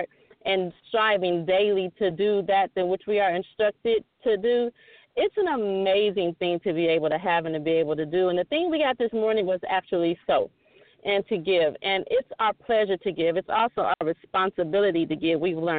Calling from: Goodyear, Arizona, United States; I'm calling in from Goodyear, Arizona.

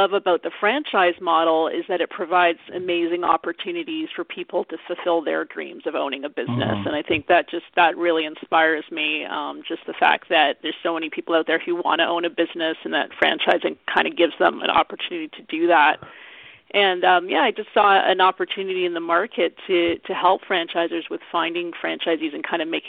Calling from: Vancouver, British Columbia, Canada; I'm actually calling from Vancouver, Canada.

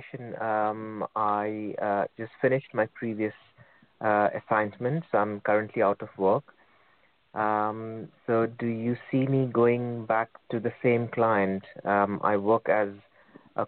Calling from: United Kingdom; I'm calling from the United Kingdom.

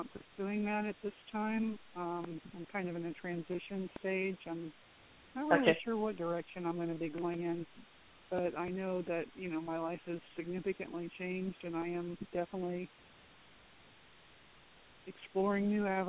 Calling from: Florida, United States; I'm calling from Florida.

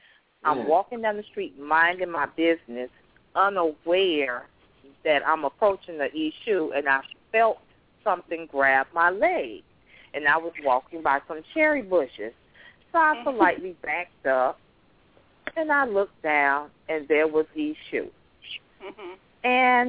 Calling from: Miami, Florida, United States; I'm calling from Miami, Florida.

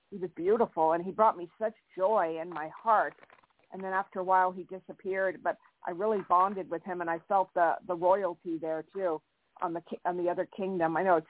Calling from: California, United States; This is …. I'm in California.

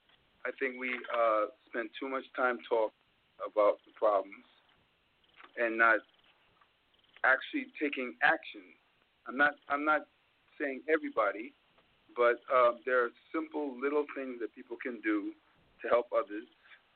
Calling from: Mount Vernon, New York, United States; I'm calling from Mount Vernon, New York.

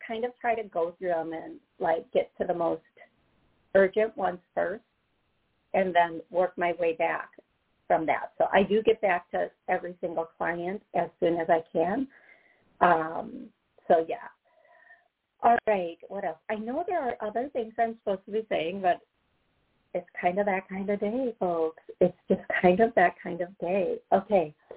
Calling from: Cleveland, Ohio, United States; I'm calling from Cleveland, Ohio

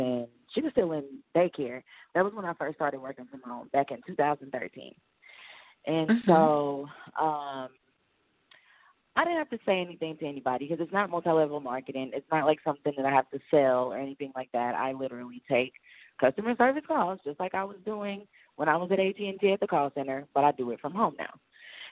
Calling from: Arkansas, United States; I'm calling from Arkansas

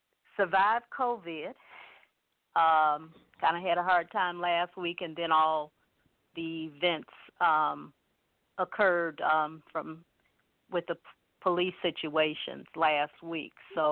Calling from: Cleveland, Ohio, United States; from Cleveland, and I just tuned

